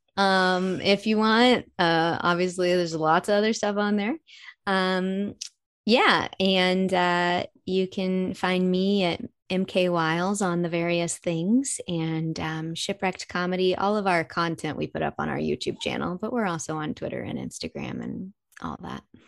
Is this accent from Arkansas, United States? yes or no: yes; Arkansas, United States; moved away as an adult; now in Los Angeles, United States; I'm from Arkansas originally